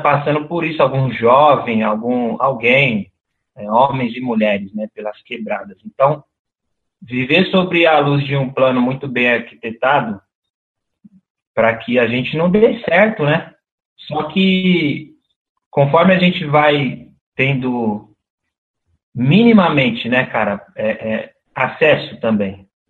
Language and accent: Portuguese; São Paulo, Brazil; no Brejo, que foi onde eu cresci dos 7 aos 14 anos